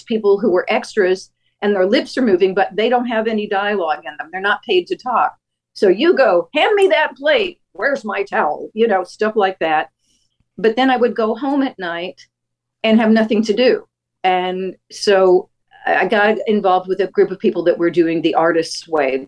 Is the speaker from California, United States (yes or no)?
no; Houston, Texas, United States; moved away as an adult; also born or lived in San Antonio, Texas / New York / Los Angeles; now in Kansas, United States; I was born in San Antonio and then the family moved to Houston. And I got involved in theater in high school